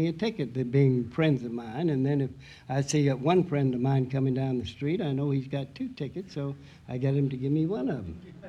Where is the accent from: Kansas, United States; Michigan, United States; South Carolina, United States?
Kansas, United States; Leavenworth; Leavenworth, Kansas.